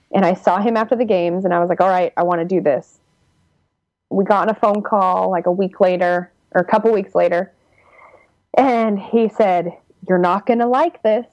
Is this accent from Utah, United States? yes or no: yes; Utah, United States; moved away as an adult; now in Santa Cruz, United States; we're all from Utah